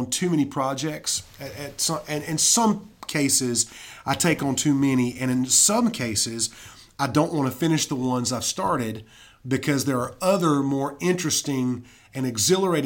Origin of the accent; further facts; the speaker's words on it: Fountain Inn, South Carolina, United States; now in Anderson, United States; I grew up in Fountain Inn